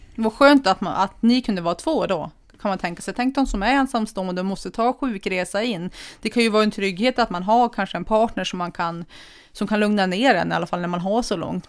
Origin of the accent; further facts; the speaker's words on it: Kramfors, Västernorrland County, Sweden; moved away as an adult; now in Sollefteå, Sweden; Jag har ju största delen av mitt liv levt i Kramfors